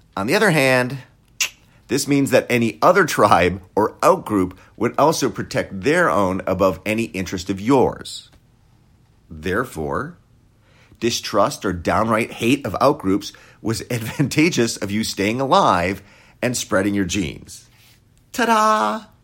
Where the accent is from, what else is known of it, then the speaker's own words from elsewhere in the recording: Wisconsin, United States; I grew up in Wisconsin